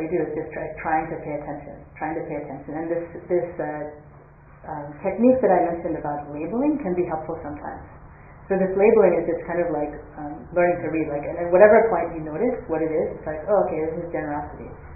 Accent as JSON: {"language": "English", "country": "United States", "tie": "born or raised there", "said": "I grew up in the United States"}